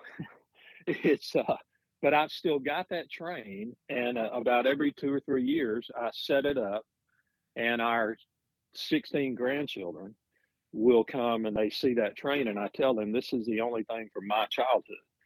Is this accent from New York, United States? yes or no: no; Gadsden, Alabama, United States; moved away as an adult; I'm from a town called Gadsden, Alabama